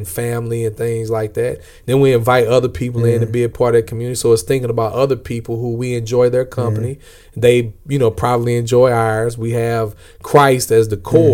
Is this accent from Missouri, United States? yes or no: yes; St. Louis, Missouri, United States; I'm from St. Louis